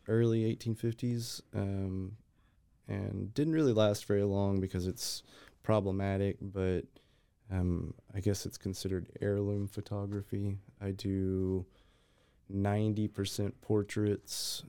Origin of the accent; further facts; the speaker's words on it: Texas, United States; now in Waco, United States; I am a Texas born, but, uh, moved to Waco maybe five years ago